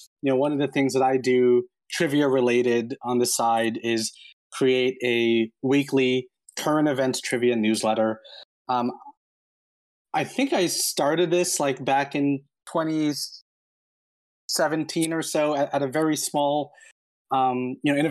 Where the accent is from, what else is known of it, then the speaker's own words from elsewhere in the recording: Lawrenceville, New Jersey, United States; I am from Lawrenceville, New Jersey.